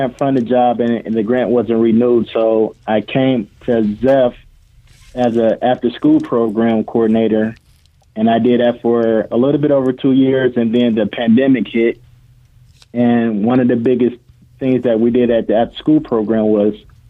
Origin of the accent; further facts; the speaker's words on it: Toledo, Ohio, United States; also born or lived in Rensselaer, Indiana; I'm born and raised in Toledo.